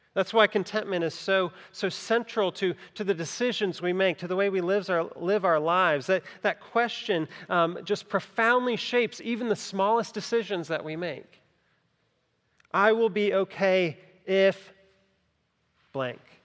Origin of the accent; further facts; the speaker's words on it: Greenville County, South Carolina, United States; I grew up in Greenville County, not in Greenville, Greenville, but Greenville County